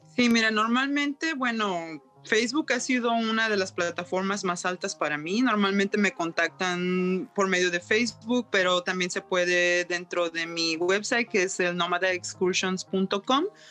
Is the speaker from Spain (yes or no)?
no; Mexico; also born or lived in Yukon, Canada; now in Whitehorse, Canada; soy de México y siempre voy de regreso a México y regreso a Canadá